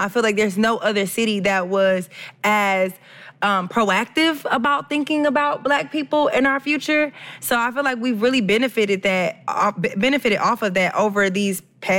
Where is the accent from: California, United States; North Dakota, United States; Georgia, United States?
Georgia, United States; Atlanta; I'm from Atlanta, Georgia. That's why I go by … That's my radio personality name. I'm a radio personality on Streets 94.5 FM here in Atlanta.